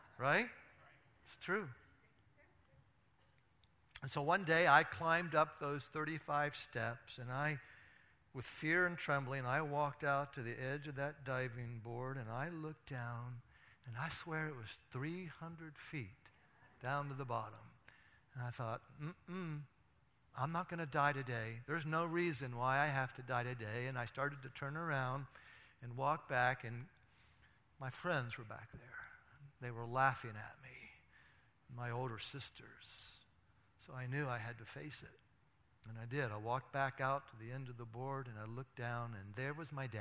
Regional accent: Athens, United States; my hometown of Athens

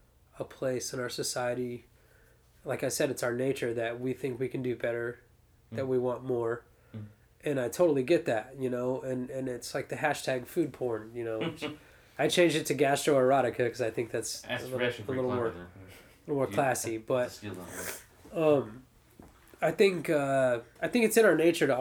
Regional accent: Austin, Texas, United States; moved away as an adult; now in St. Louis, United States; I come from Austin, Texas.

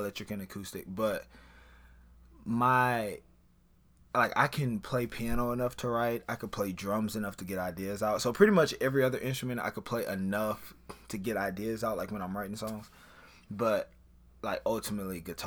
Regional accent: Baton Rouge, Louisiana, United States; I am from Baton Rouge, Louisiana.

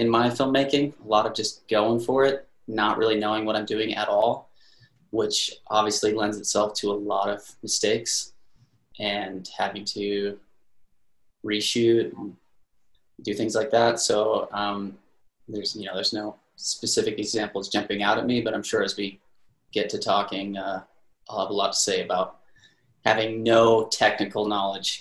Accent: Seattle, Washington, United States; I'm originally from Seattle, Washington. I grew up playing a lot of music

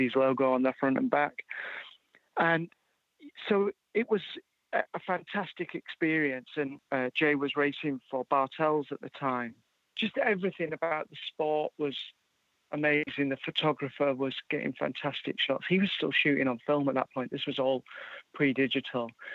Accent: Yorkshire and the Humber, United Kingdom; also born or lived in Edinburgh, Scotland; I was born in Edinburgh in Scotland, but grew up in uh, in Yorkshire in England

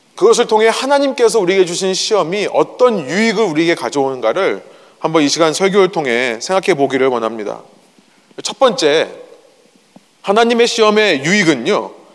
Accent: South Korea; moved away; 제가 어렸을 때 저는 한국에서 자랐는데요

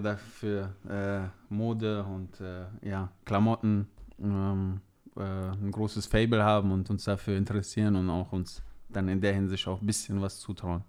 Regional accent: near Leverkusen, North Rhine-Westphalia, Germany; moved away as an adult; now in Mannheim area, Germany; aus meiner Heimat im Rheinland, in, äh, in, der Nähe von oder in der Umgebung von Leverkusen

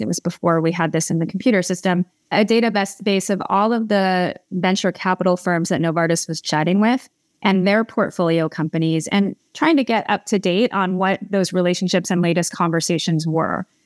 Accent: Malibu, California, United States; also born or lived in Los Angeles; I am from Southern California, so I grew up in Malibu

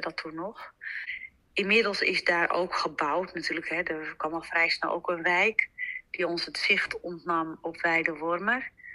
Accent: Zaanstreek, North Holland, Netherlands; now in Amsterdam, Netherlands; ik kom uit de Zaanstreek, geboren en getogen.

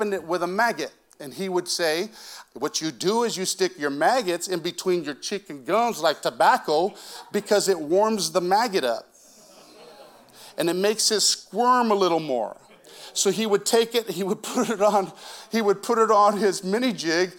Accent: Moses Lake, Washington, United States; I grew up in Moses Lake, Washington

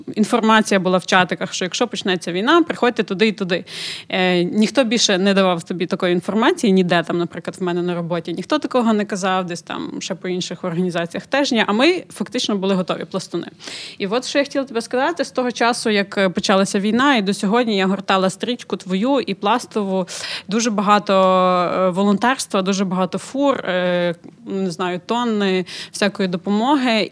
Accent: Ukraine; Ми з України

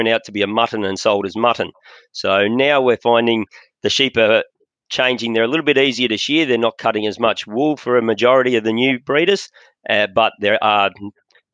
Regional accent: New South Wales, Victoria, Australia; also born or lived in New Mexico; I was born in Victoria and grew up in Victoria, New South Wales on the eastern side of Australia

